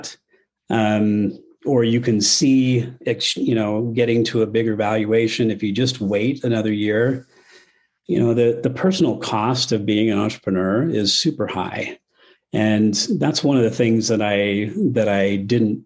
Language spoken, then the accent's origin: English; Arizona, United States; now in Utah, United States; I grew up in Arizona, so I ski with a Phoenix accent